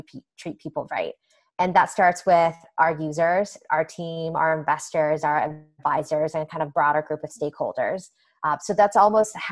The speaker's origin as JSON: {"language": "English", "country": "Canada", "tie": "born or raised there", "moved": "as an adult", "lives_now": "United States", "said": "I grew up in Canada with a very different healthcare system"}